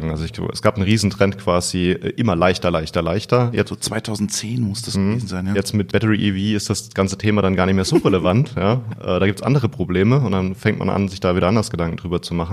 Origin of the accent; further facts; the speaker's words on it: Odenwald, Germany; ich komme hier aus der Region und ich weiß auch, wie wichtig die Firma Bosch quasi hier immer gewesen ist.